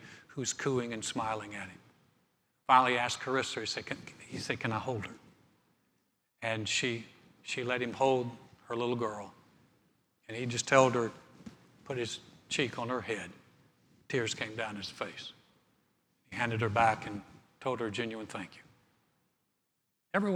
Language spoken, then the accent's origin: English; North Carolina, United States; moved away; We went to start a church in my hometown